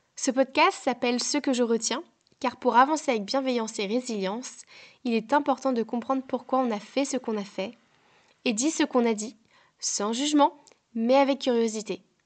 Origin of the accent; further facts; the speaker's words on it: France; moved away as an adult; now in Ireland; je quitte mon pays natal, la France, pour m'installer en Irlande